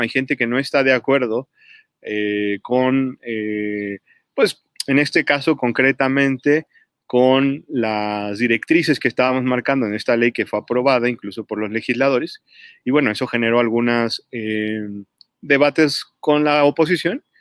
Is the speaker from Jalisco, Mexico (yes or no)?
no; Mexico City, Mexico; moved away; also born or lived in Puebla; yo viví 10 años en Puebla, eh, pero yo originalmente soy de la Ciudad de México